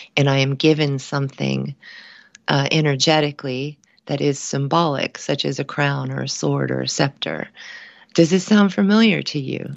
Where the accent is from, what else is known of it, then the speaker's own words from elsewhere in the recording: Cincinnati, Ohio, United States; moved away; my hometown of Cincinnati, Ohio